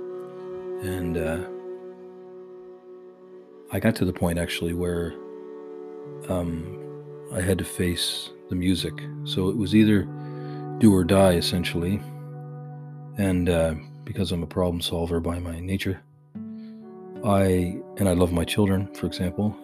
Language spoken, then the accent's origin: English; Canada; I'm Canadian